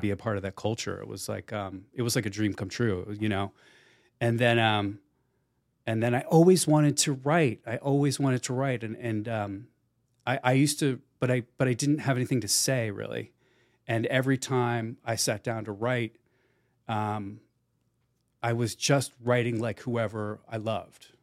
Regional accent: Plainfield, New Jersey, United States; moved away; I grew up in Plainfield, New Jersey

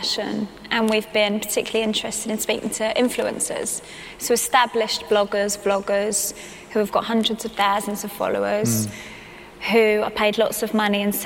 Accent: England, United Kingdom; first language English

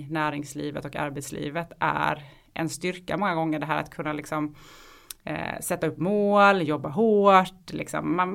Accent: Halmstad, Halland County, Sweden; accent: Halmstad dialect; Jag kommer ifrån Halmstad, så det är den dialekten jag bryter på.

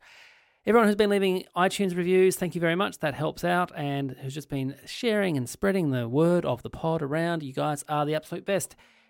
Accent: Ireland; That's I'm from Ireland. Come on!

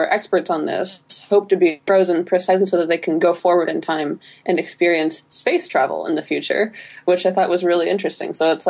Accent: United States; watching it as an American person

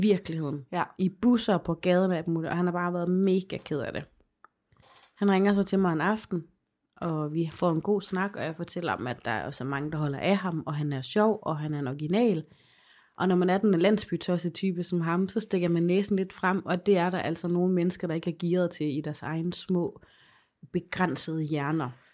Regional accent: Aarhus, Central Denmark Region, Denmark; moved away; hjemme i Aarhus

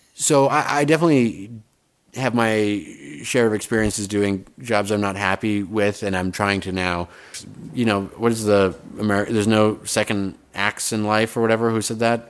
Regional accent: Fort McMurray, Alberta, Canada; moved away; also born or lived in Toronto; I grew up in northern Alberta, a town called Fort McMurray

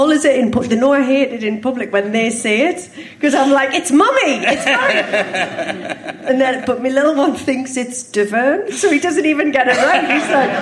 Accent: Sunderland, North East England, United Kingdom; Grew up opposite Barnes Park

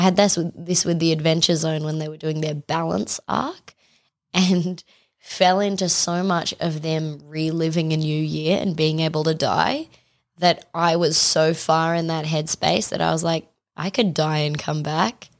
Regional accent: Australia; we're Australian

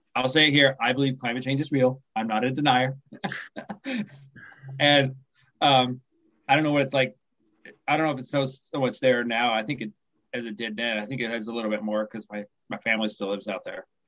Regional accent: Kansas, United States; now in Fallbrook, United States; I live in Southern California now, but I grew up in the Midwest, Midwestern United States. I grew up right in the middle. I grew up in Kansas

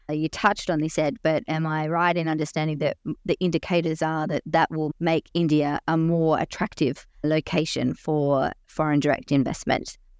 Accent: Australia; I have worked as an Australian diplomat for over twenty years

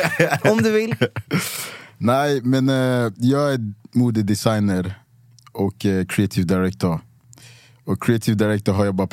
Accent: Luleå, Norrbotten County, Sweden; Jag är från Luleå.

